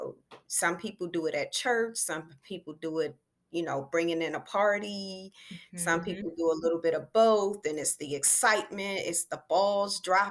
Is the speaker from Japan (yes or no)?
no; Elkridge, Maryland, United States; I'm from Elk Ridge, Maryland.